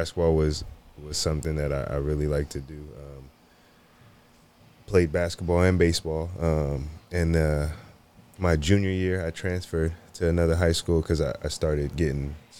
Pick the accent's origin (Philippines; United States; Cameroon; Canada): United States; Fresno, California; moved away as an adult; now in Sacramento, United States; I'm from Fresno, so come from Fresno.